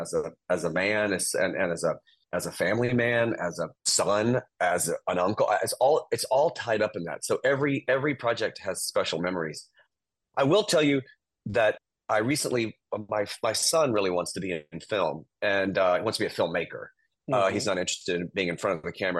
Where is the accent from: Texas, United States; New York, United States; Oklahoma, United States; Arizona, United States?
Texas, United States; East; me growing up in East Texas